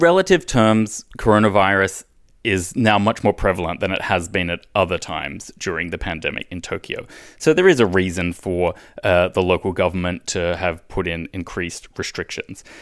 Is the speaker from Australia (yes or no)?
yes; Australia; moved away; my home country, Australia